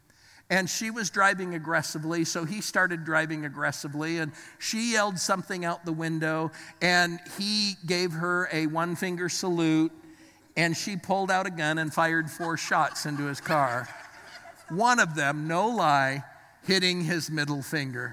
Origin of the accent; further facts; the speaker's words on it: Los Angeles, California, United States; now in Pittsburgh, United States; I was born in the Los Angeles area. I was raised there.